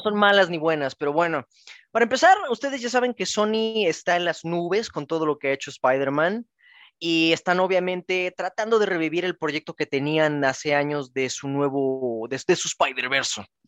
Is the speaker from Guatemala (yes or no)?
no; Mexico; como mexicanos